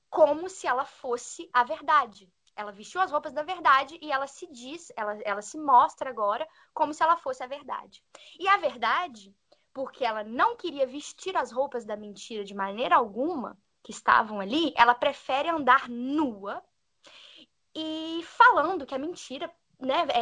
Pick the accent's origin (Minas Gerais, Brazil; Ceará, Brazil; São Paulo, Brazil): Minas Gerais, Brazil; moved away; sou de Minas